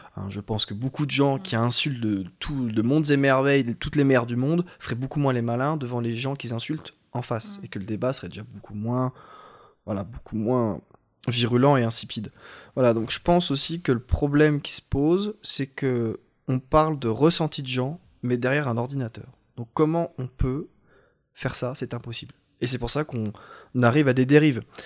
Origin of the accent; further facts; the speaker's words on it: France; on est français